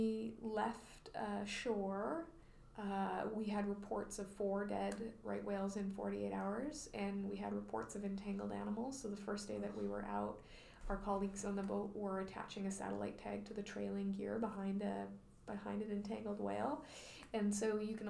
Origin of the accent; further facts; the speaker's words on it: Vancouver Island, British Columbia, Canada; I grew up on Vancouver Island, and I never went on the ocean